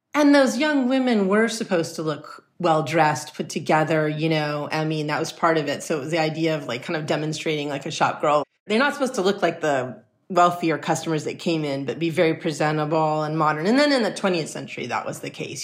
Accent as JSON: {"language": "English", "town": "Los Angeles", "region": "California", "country": "United States", "tie": "born or raised there", "said": "I grew up in Los Angeles in the heart"}